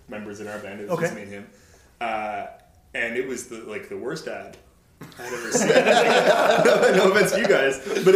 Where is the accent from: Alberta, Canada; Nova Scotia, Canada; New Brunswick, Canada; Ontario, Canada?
Ontario, Canada; Ottawa; now in Winnipeg, Canada; I'm not from Winnipeg. I'm from Ottawa.